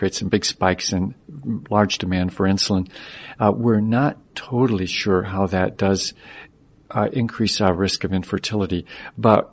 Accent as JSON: {"language": "English", "region": "Michigan", "country": "United States", "tie": "born or raised there", "moved": "yes", "said": "I grew up in Michigan"}